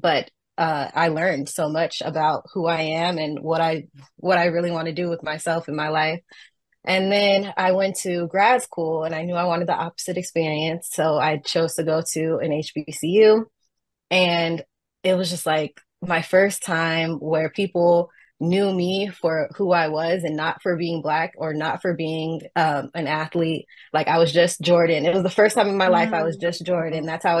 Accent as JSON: {"language": "English", "region": "Southern California", "country": "United States", "said": "I'm from Southern California. I'm from the West Coast as well."}